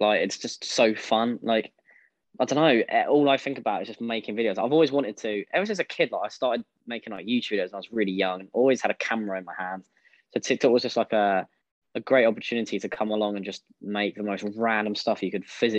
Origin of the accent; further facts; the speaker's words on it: East of England, United Kingdom; I'm 23 years old, and I'm from Essex.